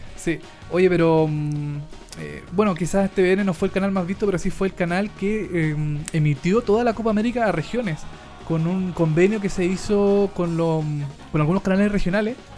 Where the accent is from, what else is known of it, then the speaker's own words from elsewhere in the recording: Chile; yo soy chileno